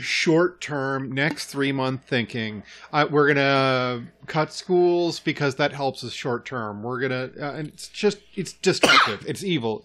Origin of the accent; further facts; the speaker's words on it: Idaho, United States; moved away; I grew up in Idaho.